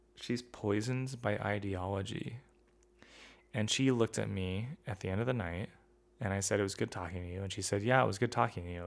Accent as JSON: {"language": "English", "country": "United States", "said": "I'm an American"}